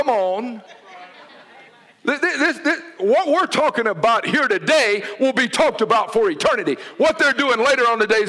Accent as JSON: {"language": "English", "town": "Noonan", "country": "United States", "tie": "born or raised there", "said": "Especially in them Sooners and Mutts where I grew up in Noonan. We didn't have no dogs of pedigree."}